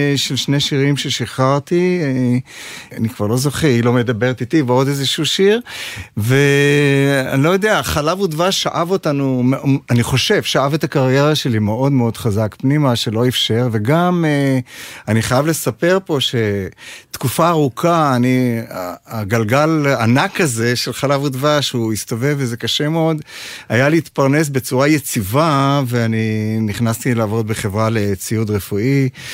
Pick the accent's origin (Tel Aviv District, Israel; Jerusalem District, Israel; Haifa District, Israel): Haifa District, Israel; Ma'anit; הם התחילו בקיבוץ מענית, אה, שם נולדתי, שם גדלתי